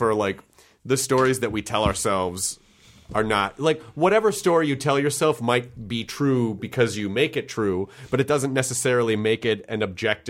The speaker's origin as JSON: {"language": "English", "town": "Memphis", "region": "Tennessee", "country": "United States", "tie": "born or raised there", "also_born_or_lived": "Kentucky / Denver / Florida", "lives_now": "Los Angeles, United States", "said": "I was born in Kentucky, but I always say I'm from Tennessee because I spent a considerable chunk of my childhood there."}